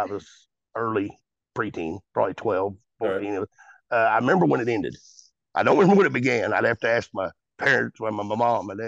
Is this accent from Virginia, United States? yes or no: no; Golconda, Illinois, United States; growing up in Golconda here, the little town I live